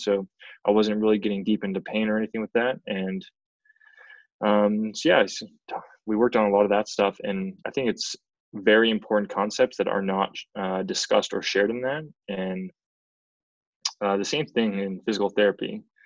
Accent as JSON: {"language": "English", "region": "central Canada", "country": "Canada", "also_born_or_lived": "Edmonton, Canada / Massachusetts, United States", "moved": "as an adult", "said": "I'm from Central Canada"}